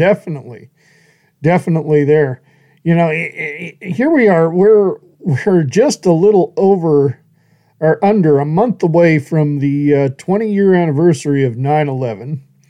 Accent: Australia; They said, are you American? I said, nah, I'm bloody Australian.

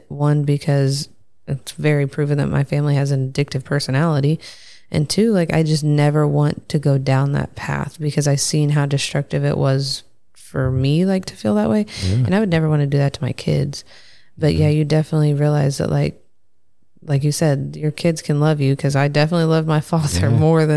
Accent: Oklahoma, United States; moved away; where I'm from is Oklahoma, but where we live is not Oklahoma.

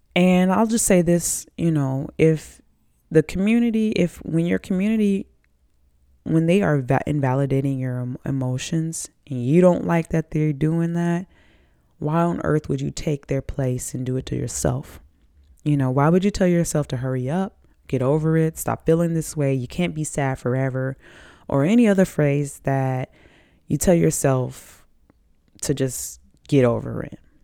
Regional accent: the South, United States; I'm from the South

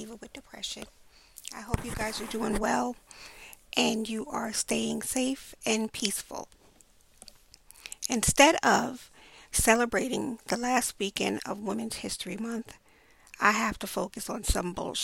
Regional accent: New York City, New York, United States; I grew up in Brownsville, Brooklyn.

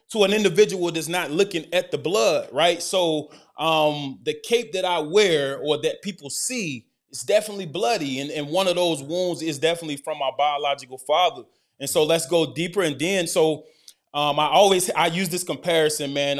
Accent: Decatur, Alabama, United States; born or raised there; moved away as an adult; also born or lived in Oxford, Mississippi / Dallas, Texas; now in Chicago, United States

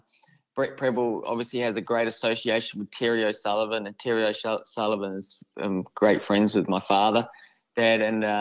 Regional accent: New Zealand; I suppose every kid growing up in New Zealand, they all grow up as wanting to be an All Black

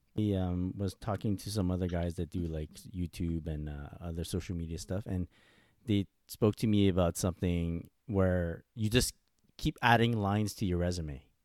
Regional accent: Montreal, Quebec, Canada; I'm from Montreal

